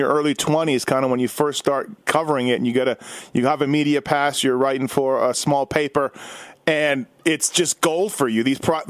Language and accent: English; Winnipeg, Manitoba, Canada; me being 41, growing up in Winnipeg